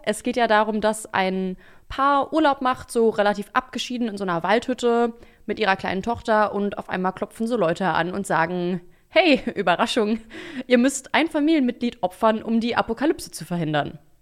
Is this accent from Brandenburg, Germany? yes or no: no; Berlin, Germany; ich bin in Berlin aufgewachsen